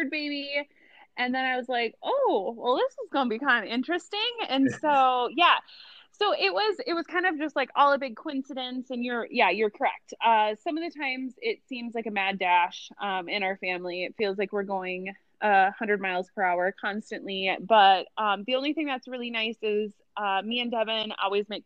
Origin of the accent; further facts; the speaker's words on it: Rosemount, Minnesota, United States; moved away as an adult; also born or lived in Mankato, Minnesota; now in Quad Cities, United States; I grew up in Rosemont, which is a south suburb of the Twin Cities area